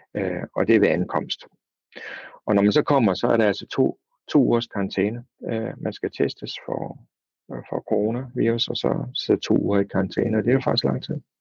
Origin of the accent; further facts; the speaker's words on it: Denmark; moved away as an adult; now in South Korea